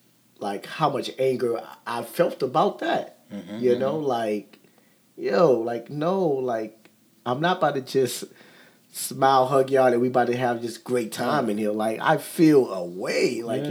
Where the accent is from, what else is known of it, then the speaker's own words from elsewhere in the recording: Kenner, Louisiana, United States; I'm from Kenner